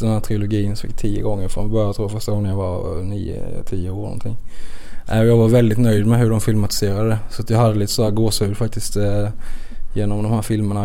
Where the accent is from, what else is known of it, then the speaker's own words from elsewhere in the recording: Växjö, Kronoberg County, Sweden; accent: Växjö dialect; jag låter ju verkligen som en Växjökille